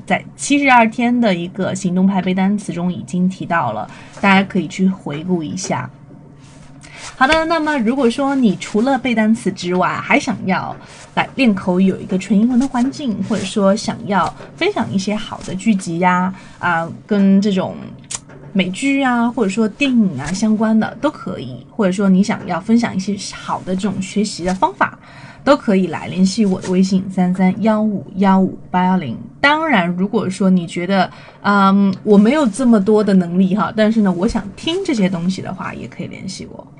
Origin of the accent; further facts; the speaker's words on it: China; 我们中国人都喜欢的这个美食